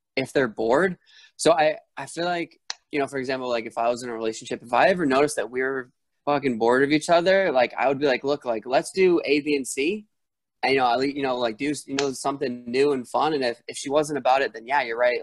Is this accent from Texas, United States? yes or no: no; Rhode Island, United States; moved away as an adult; now in Arizona, United States; I'm from I'm from Rhode Island and when I went to ASU